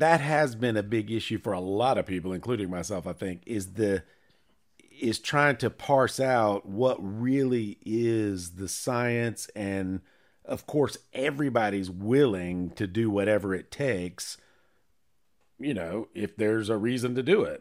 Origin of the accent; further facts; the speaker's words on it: Charlotte, North Carolina, United States; I was born in Presbyterian Hospital on Seventh Street in downtown Charlotte